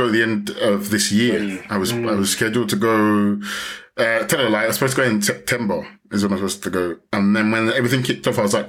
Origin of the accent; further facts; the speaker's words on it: Ghana; now in Spain; So in terms of being a Ghanaian, being able to kind of connect with Ghanaian culture